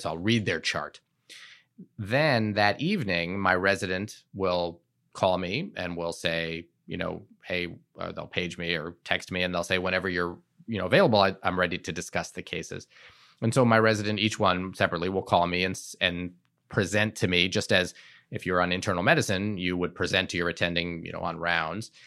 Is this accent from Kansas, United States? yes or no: no; Shaker Heights, Ohio, United States; moved away as an adult; also born or lived in Providence, Rhode Island; I grew up outside of Cleveland, Ohio, in a suburb called Shaker Heights